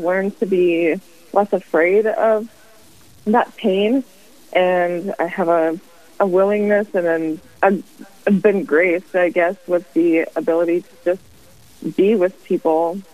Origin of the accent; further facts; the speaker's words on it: Spearfish, South Dakota, United States; also born or lived in Rapid City, South Dakota; I am a South Dakota native. My husband and I grew up in Spearfish.